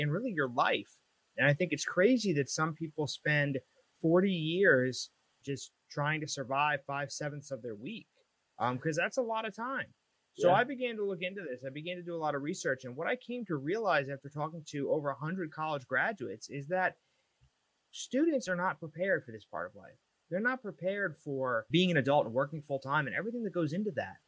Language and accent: English; Long Island, New York, United States; moved away as an adult; now in New Jersey, United States; originally I'm from Long Island. I lived there for about 28 years.